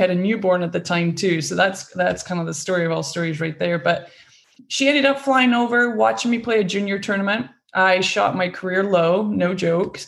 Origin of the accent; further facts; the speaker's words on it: Scotland, United Kingdom; moved away as an adult; I grew up in Scotland on a farm.